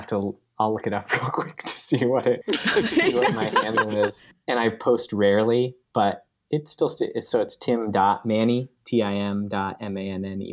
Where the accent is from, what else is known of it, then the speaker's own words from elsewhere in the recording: Pennsylvania, United States; also born or lived in North Carolina / Tennessee; now in Maine, United States; I grew up in Pennsylvania and then lived in North Carolina and Tennessee for a bunch of years